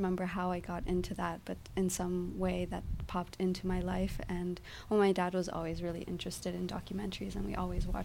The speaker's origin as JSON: {"language": "English", "town": "Altamonte Springs", "region": "Florida", "country": "United States", "tie": "born or raised there", "also_born_or_lived": "Boca Raton, Florida / North Carolina / Puerto Rico / Savannah, Georgia", "moved": "as an adult", "lives_now": "Berlin, Germany", "said": "I was born in Altamont Springs, Florida, to Puerto Rican parents, mm-hmm. and grew up just kind of in Florida and back and forth, also going to Puerto Rico."}